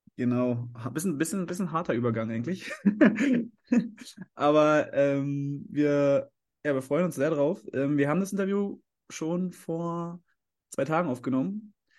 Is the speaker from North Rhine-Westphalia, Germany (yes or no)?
no; Leipzig, Saxony, Germany; als Leipziger